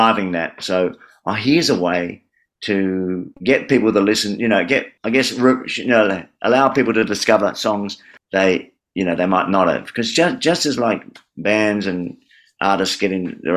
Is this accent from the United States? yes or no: no; Adelaide, South Australia, Australia; now in Melbourne, Australia; Adelaide, an A song, my hometown